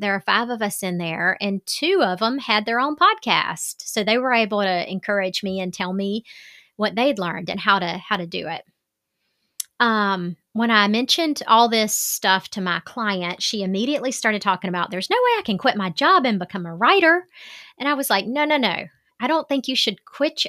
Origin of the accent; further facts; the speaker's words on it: Southern, United States; accent: Southern; my Southern accent